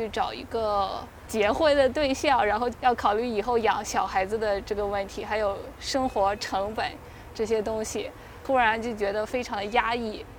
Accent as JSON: {"language": "Chinese", "region": "Shandong", "country": "China", "tie": "born or raised there", "moved": "as an adult", "lives_now": "Beijing, China", "said": "因为我家乡是山东嘛"}